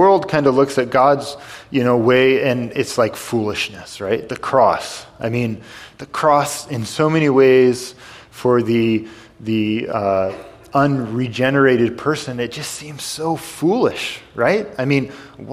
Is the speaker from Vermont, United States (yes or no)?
yes; White River Junction, Vermont, United States; moved away; I'm from White River Junction